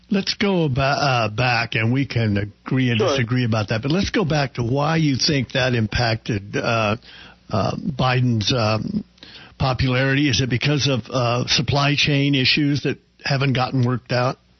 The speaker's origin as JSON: {"language": "English", "area": "hometown of Will Rogers", "region": "Oklahoma", "country": "United States", "tie": "born or raised there", "said": "my hometown"}